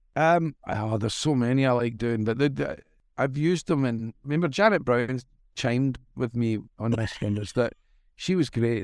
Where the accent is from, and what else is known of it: Glasgow, Scotland, United Kingdom; born or raised there; accent: Scottish